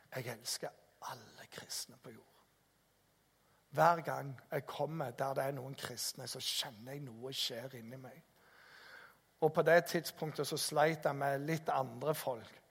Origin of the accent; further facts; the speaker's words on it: Jæren, Rogaland, Norway; kommer jeg fra Jæren